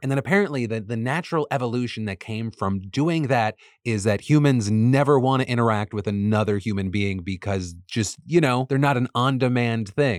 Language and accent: English; United States; As an American